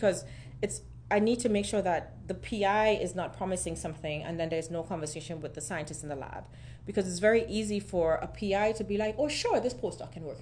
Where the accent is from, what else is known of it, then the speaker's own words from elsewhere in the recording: Trinidad & Tobago; moved away as an adult; also born or lived in Germany; now in United States; So I'm from Trinidad and Tobago originally, which is in the Caribbean.